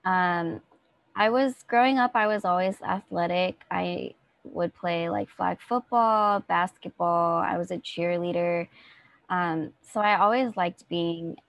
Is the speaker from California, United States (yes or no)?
yes; San Diego, California, United States; moved away as an adult; now in Los Angeles, United States; I'm from San Diego, which is not too far from